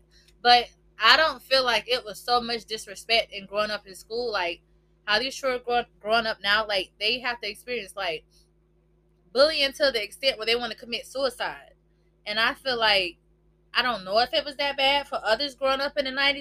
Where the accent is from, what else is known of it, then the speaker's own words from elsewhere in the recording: Florida, United States; we're from Florida.